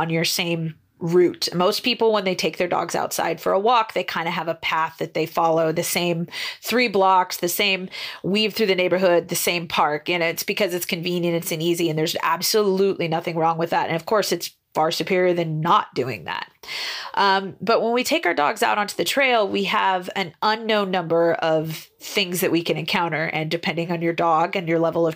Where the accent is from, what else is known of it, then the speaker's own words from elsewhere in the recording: Northern Idaho, United States; now in Boise, United States; I kind of grew up on a farm in the north, way north near the Canadian border